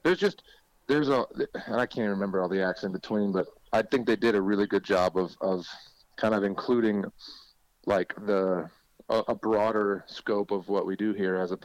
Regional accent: Kalamazoo, Michigan, United States; moved away as an adult; also born or lived in Chicago, Illinois; now in Nashville, United States; And then lived there as a kid and then grew up in Kalamazoo, Michigan

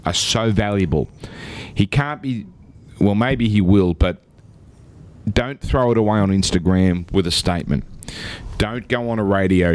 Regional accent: Australia; I've never been prouder of being an Australian

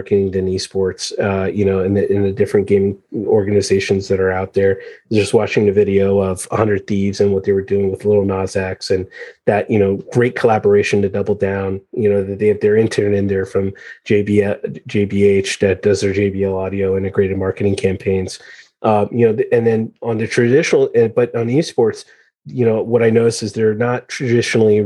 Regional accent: United States; I'm American born, but Iranian background

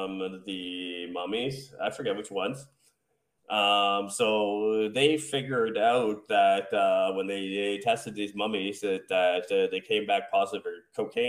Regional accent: United States

